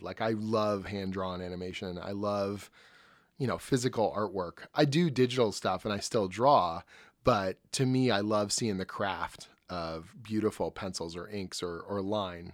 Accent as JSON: {"language": "English", "town": "Oshawa", "region": "Ontario", "country": "Canada", "tie": "born or raised there", "said": "I grew up in Oshawa, you know, just outside of Toronto."}